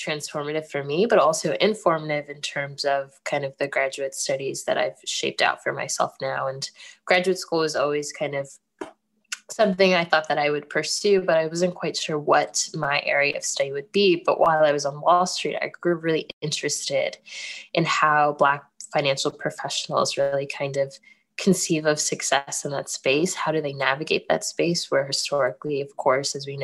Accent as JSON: {"language": "English", "country": "United States", "tie": "born or raised there", "said": "I am Ghanaian. Even though I was born in the States, my parents were born in Ghana and migrated here."}